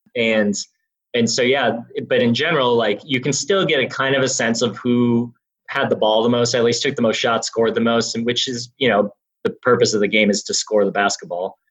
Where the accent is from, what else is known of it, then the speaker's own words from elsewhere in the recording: Milwaukee, Wisconsin, United States; I grew up in Wisconsin